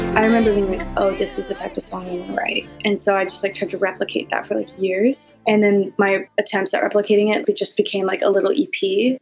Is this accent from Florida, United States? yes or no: no; Missouri, United States; moved away; coming from Missouri, literally living in a trailer park